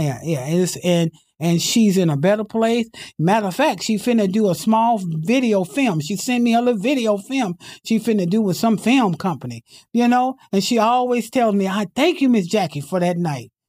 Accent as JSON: {"language": "English", "area": "Imperial Valley", "region": "California", "country": "United States", "tie": "born or raised there", "also_born_or_lived": "San Diego", "said": "I came from the Imperial Valley, that's where I was born and raised"}